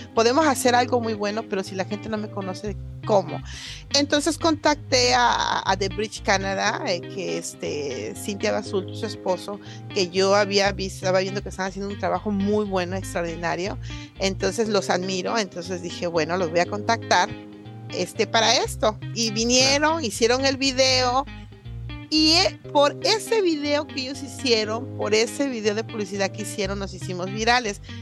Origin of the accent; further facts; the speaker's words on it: Coatzacoalcos, Veracruz, Mexico; moved away; soy de Coatzacoalcos, Veracruz